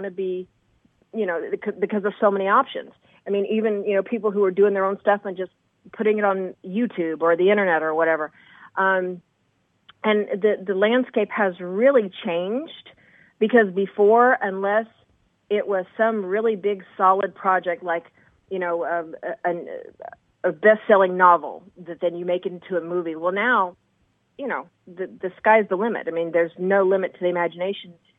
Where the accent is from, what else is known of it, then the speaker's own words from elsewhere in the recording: Indiana, United States; moved away as an adult; also born or lived in New York City / Huff, Kentucky (family); now in Los Angeles, United States; I grew up in Indiana